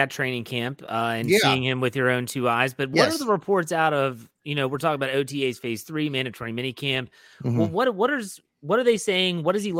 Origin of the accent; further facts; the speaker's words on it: West Virginia, United States; I'm from West Virginia. I can say that, John.